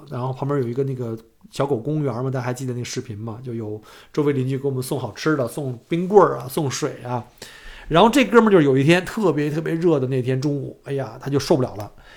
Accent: China; now in Australia; 我们都是中国人嘛

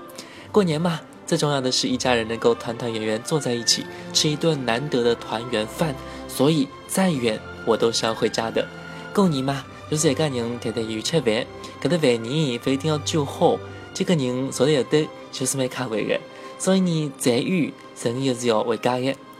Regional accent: Changxing, Zhejiang, China; 其实我是浙江人，出生在浙江省的长兴县

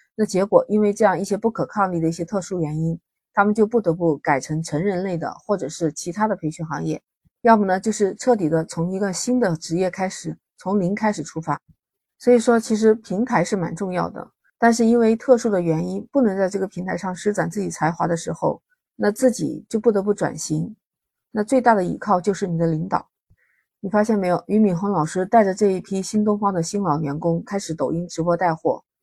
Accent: China; 我们中国人

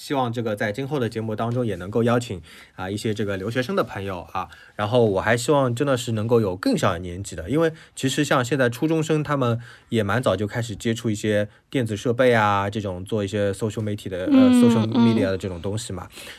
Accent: China; 其实他们有很多的这种口音，但我觉得我们中国人特特别介意口

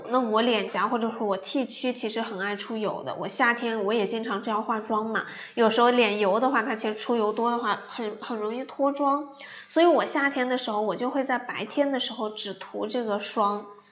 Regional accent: Gansu, China; moved away; 我老家是甘肃的嘛，其实那边还是紫外线还是蛮强烈的

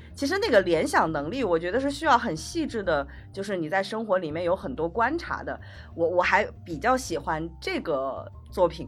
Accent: Hunan, China; now in Beijing, China; 我是湖南的

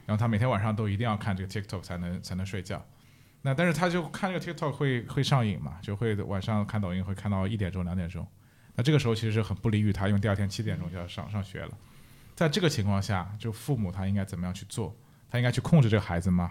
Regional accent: Shanghai, China; now in Netherlands; 我是上海人

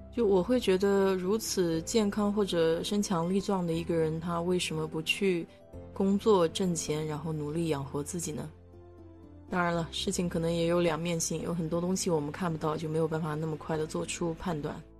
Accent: China; now in United States; 我们中国人

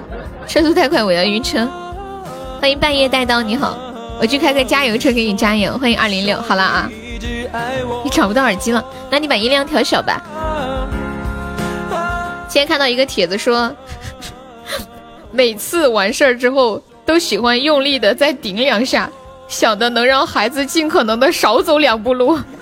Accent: Changde, Hunan, China; 我是常德一中的，我是常德一中的。

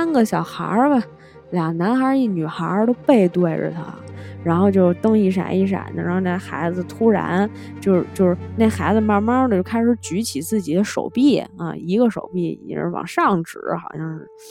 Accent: Tianjin, China; accent: Beijing; 我作为一个天津人，十分的不好意思跟大家讲，就是我确实不是故意的讲北京腔，就是说话的时候可能会带一点儿，真不是故意的。

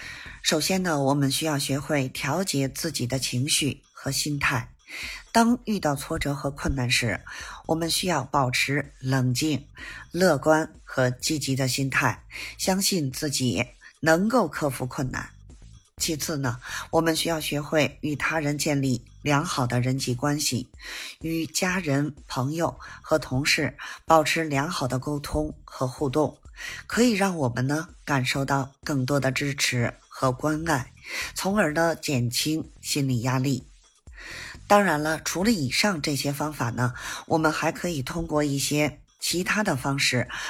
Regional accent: Beijing, China

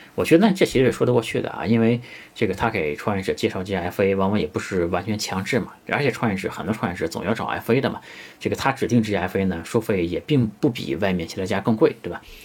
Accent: China; 其实 KOL 这个词是我们中国人发明的一个词

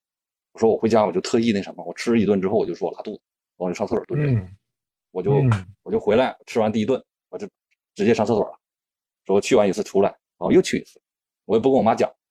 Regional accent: Yichun, Heilongjiang, China; moved away; 就是特别特别舒服的一个地方，就是我的老家

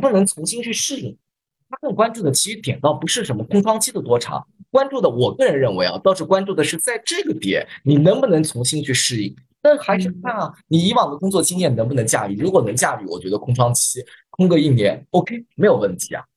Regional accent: Hefei, Anhui, China; accent: Hefei dialect; 用我们合肥话讲

